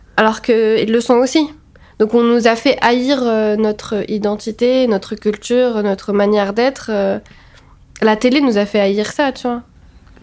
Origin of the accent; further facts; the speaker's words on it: Tunis, Tunis Governorate, Tunisia; je suis née à Tunis